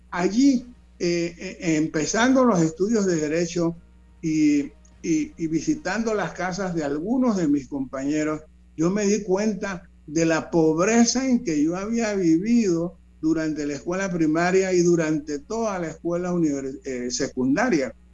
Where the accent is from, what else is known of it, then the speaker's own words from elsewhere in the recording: Panama City, Panama; yo nací en 1941 eh, eh, en, el, corazón del casco viejo, se puede decir, de la ciudad de Panamá, en San Felipe, en calle 11 y la avenida A.